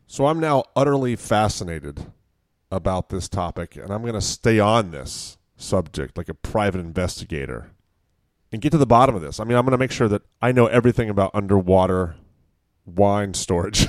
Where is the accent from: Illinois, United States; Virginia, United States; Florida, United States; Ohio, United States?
Virginia, United States; now in California, United States; when I was growing up in Virginia, it was always pretty warm